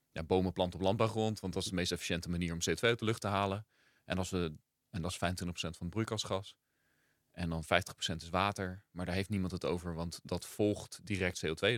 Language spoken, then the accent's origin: Dutch; Gouda, South Holland, Netherlands; moved away; also born or lived in Rotterdam / Rio de Janeiro; we zijn in Rotterdam geboren. En toen ik zeven was, zijn we naar Gouda verhuisd. Dus eigenlijk opgegroeid in Gouda.